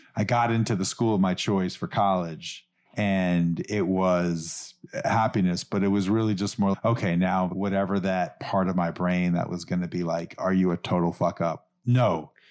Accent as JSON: {"language": "English", "town": "New York City", "region": "New York", "country": "United States", "tie": "born or raised there", "said": "I grew up in New York City"}